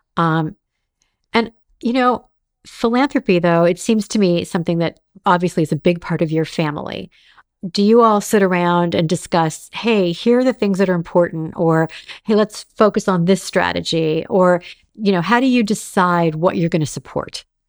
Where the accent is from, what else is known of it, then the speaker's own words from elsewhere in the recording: Los Angeles, California, United States; growing up in Los Angeles